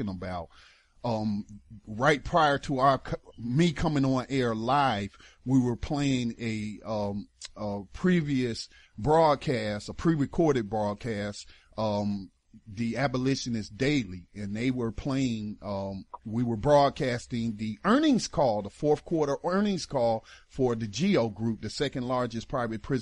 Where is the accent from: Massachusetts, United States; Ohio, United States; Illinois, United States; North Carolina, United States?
North Carolina, United States; my home state